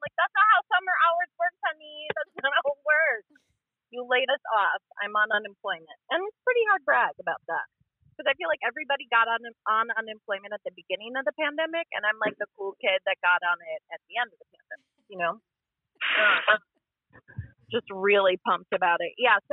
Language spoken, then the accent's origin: English; Wisconsin, United States; We're from Wisconsin